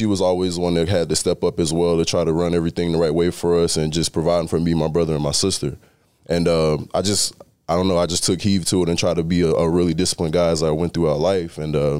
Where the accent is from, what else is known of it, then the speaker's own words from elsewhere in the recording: Georgia, United States; I mean, I'm a kid from South Georgia.